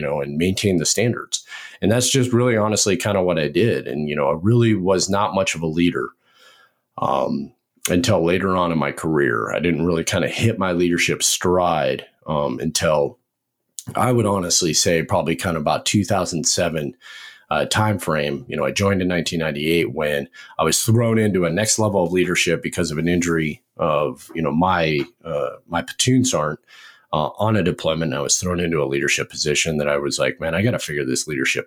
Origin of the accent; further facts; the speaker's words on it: Montana, United States; moved away as an adult; also born or lived in Washington State; now in Fort Benning, Georgia, United States; I grew up in Montana